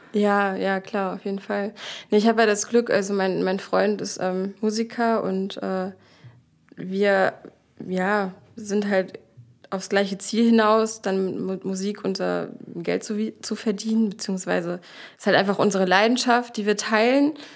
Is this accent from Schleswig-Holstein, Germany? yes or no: yes; Dithmarschen, Schleswig-Holstein, Germany; moved away as an adult; now in Hamburg, Germany; ich komme aus Dithmarschen